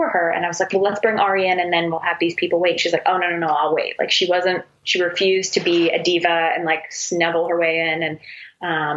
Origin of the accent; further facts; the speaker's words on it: Canada; I'm Canadian